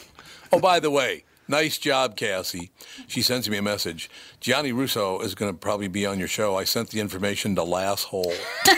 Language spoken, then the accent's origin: English; Minneapolis, Minnesota, United States; Well, look, I grew up in North Minneapolis, so sedans.